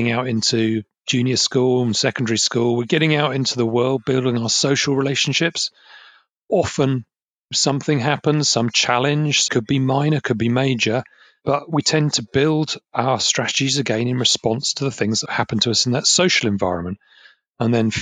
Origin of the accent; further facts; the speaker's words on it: Essex, East of England, United Kingdom; I grew up in Essex, and we have a lot of pubs called the Green Man.